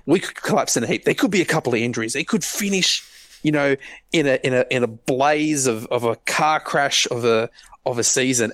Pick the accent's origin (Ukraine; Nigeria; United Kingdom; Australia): Australia; I'm Australian